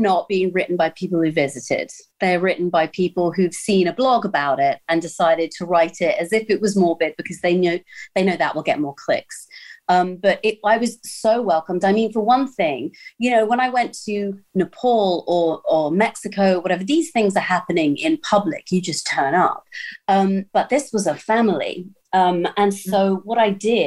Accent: United Kingdom; I'm British

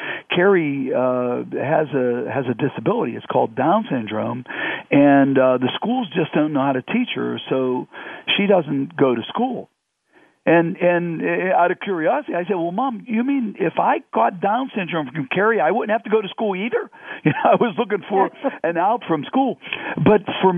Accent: Condeluci Hill, Pittsburgh region, Pennsylvania, United States; Growing up on Condeluci Hill, my best friend was my next door neighbor

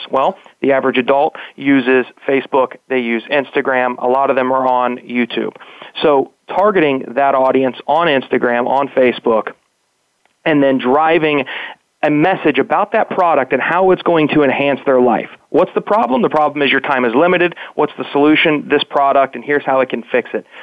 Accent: West Virginia, United States; when people hear that I'm originally from West Virginia, they're like, well, you

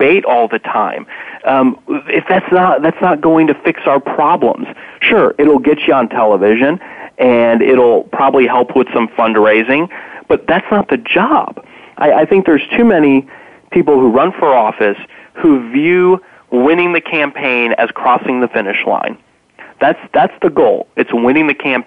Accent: Indiana, United States; born or raised there

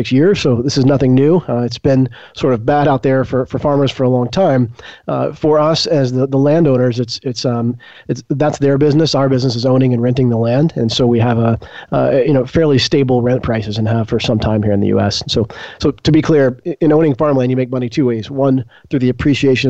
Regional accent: Arkansas, United States; also born or lived in San Francisco; I grew up here in Arkansas. I spent my childhood in a farming family

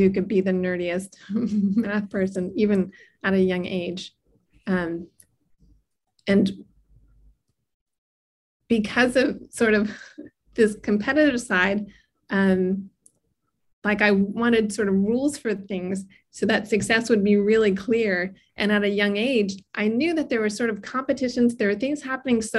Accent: White House Station, New Jersey, United States; I grew up in New Jersey in a really rural area called White House Station.

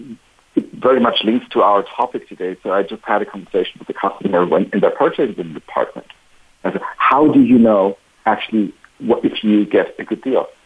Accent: Spain; my home country

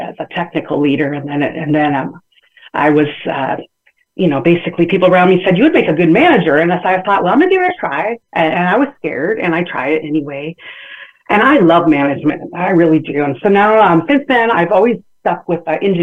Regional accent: San Bernardino, California, United States; I'm from San Bernardino, California, born and raised

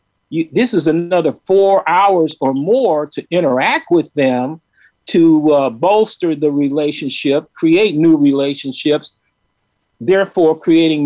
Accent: Chicago, Illinois, United States; also born or lived in Crete, Nebraska; growing up in Chicago in Douglas Park

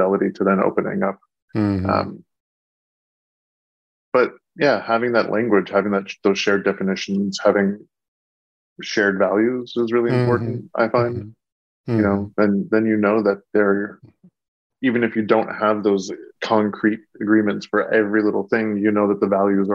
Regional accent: Bay Area, California, United States; also born or lived in Austin, Texas; I was born and raised in the Bay Area

